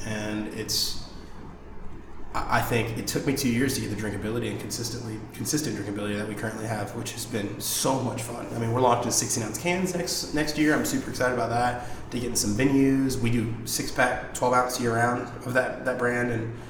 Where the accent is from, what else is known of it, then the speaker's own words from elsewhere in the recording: Memphis, Tennessee, United States; I grew up in Memphis in this black culture and this black family.